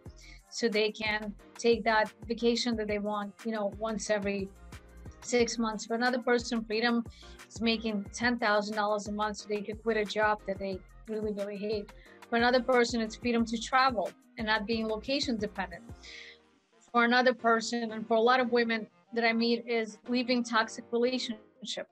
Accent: Russia; moved away; I was born in Russia.

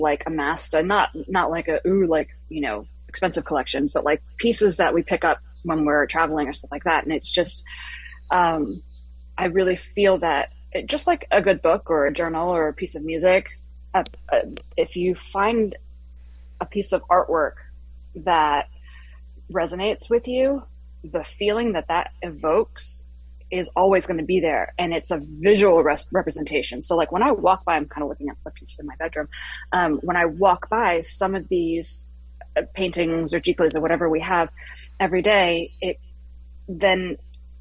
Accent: South Florida, United States; I'm from Florida, from South Florida

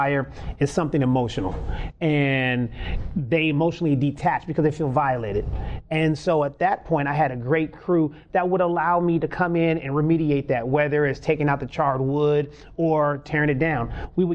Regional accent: California, United States; also born or lived in Alabama; I grew up in California.

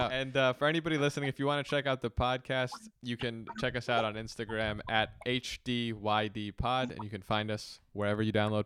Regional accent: Los Angeles, California, United States; the community of LA, which is my hometown.

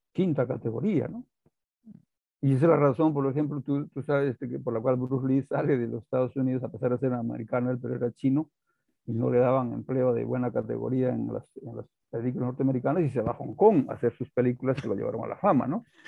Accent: Peru; somos los incas, somos los indios del Perú

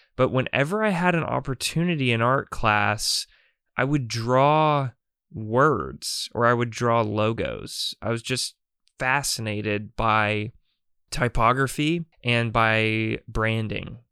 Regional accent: North Carolina, United States; I'm growing up in North Carolina

